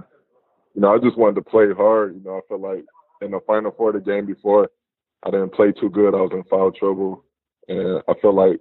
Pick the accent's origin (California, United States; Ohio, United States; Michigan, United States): Michigan, United States; Detroit; moved away as an adult; now in Athens, Greece; being from Detroit and growing up in Detroit.